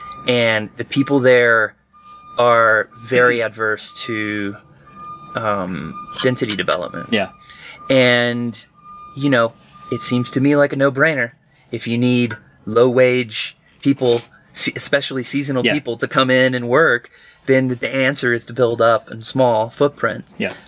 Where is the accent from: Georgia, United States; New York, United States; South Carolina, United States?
South Carolina, United States; now in San Diego, United States; because I grew up in South Carolina, I went there for over the holidays.